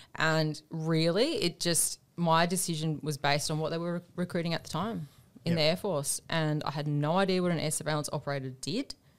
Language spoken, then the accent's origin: English; Australia; also born or lived in Devonport, Tasmania / Queensland; I grew up, I was born in Tasmania, Devonport, Tasmania